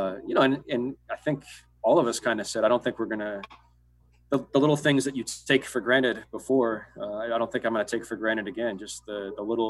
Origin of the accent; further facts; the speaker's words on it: Ohio, United States; now in Royal Oak, United States; I didn't grow up in Michigan, but I grew up in Ohio